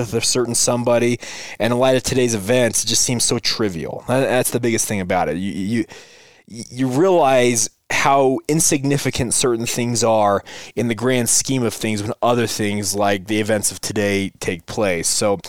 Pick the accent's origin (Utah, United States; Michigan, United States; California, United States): Utah, United States; I didn't grow up with them. I grew up here in Utah. We are relatively seismic-free state.